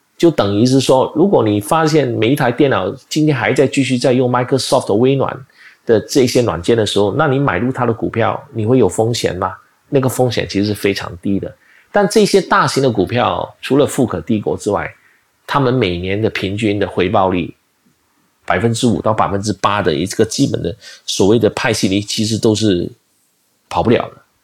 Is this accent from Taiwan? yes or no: no; Malaysia; 我马来西亚人